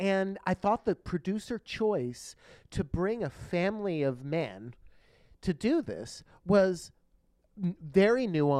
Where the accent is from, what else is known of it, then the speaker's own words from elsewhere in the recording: Ridgewood, New Jersey, United States; And I was like, oh, my gosh. I was like, oh, that's where I'm from. I was born in Valley Hospital.